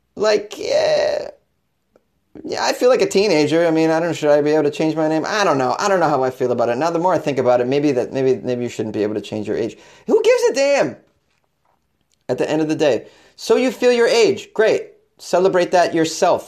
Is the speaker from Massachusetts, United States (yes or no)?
yes; Boston, Massachusetts, United States; born or raised there; moved away; also born or lived in New York City / Los Angeles